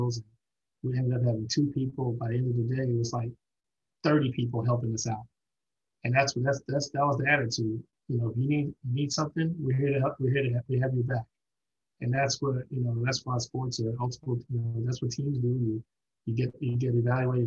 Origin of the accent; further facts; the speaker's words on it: New York City, New York, United States; moved away; also born or lived in Houston / Southern California / St. Louis / Tennessee; Brooklyn native